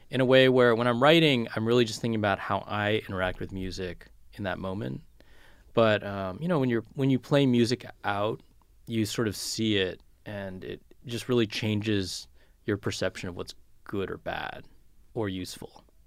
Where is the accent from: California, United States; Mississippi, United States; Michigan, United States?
California, United States; moved away; growing up in California